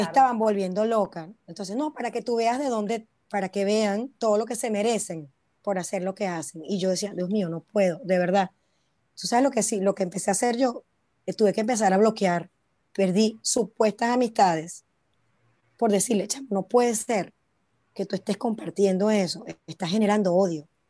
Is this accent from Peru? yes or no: no; Venezuela; now in China; De Venezuela